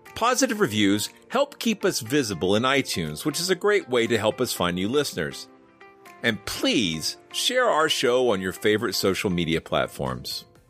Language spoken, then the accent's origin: English; Georgia, United States; I'm from Georgia